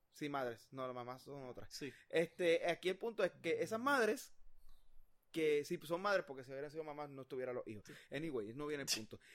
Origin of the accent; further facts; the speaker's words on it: Puerto Rico; como puertorriqueños